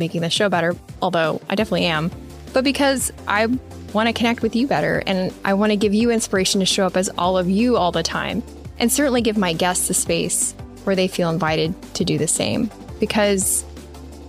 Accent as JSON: {"language": "English", "region": "Midwest", "country": "United States", "tie": "born or raised there", "said": "growing up in the Midwest"}